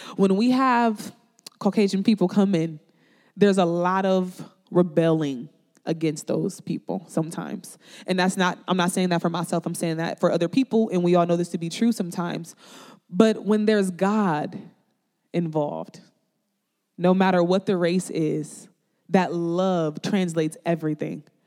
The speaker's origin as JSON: {"language": "English", "town": "Peoria", "region": "Illinois", "country": "United States", "tie": "born or raised there", "also_born_or_lived": "Chicago, Illinois", "said": "I was raised in Peoria, Illinois"}